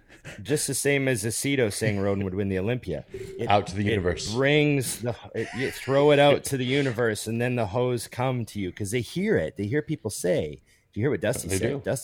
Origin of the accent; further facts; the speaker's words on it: Canada; Well, I'm Canadian.